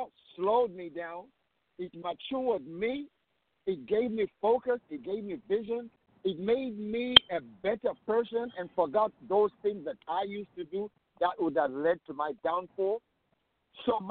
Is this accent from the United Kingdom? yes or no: no; Zambia; growing up in Sokotwani